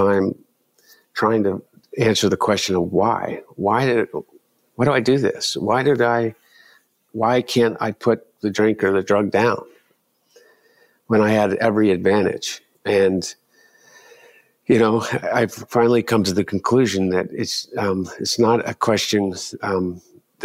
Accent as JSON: {"language": "English", "region": "Delaware", "country": "United States", "tie": "born or raised there", "said": "growing up in Delaware"}